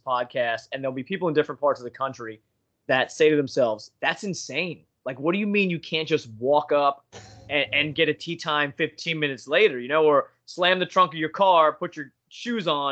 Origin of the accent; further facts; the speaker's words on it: Long Island, New York, United States; now in Pennsylvania, United States; where I grew up on Long Island